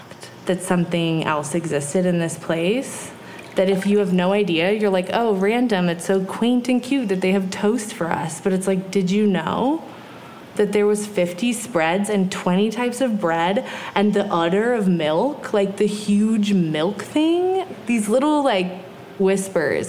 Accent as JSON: {"language": "English", "town": "Big Sur", "region": "California", "country": "United States", "tie": "born or raised there", "said": "growing up in Nepenthe"}